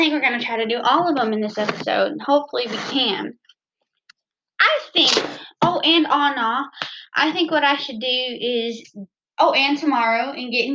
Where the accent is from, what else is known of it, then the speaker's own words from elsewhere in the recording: Southern United States, United States; accent: southern; my southern accent, it just comes out. It's natural